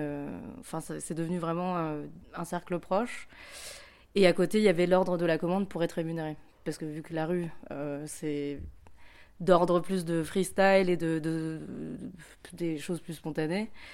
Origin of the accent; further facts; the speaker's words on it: Paris, Île-de-France, France; moved away as an adult; now in Lyon, France; en ce moment, j'habite à Lyon, mais je suis de Paris.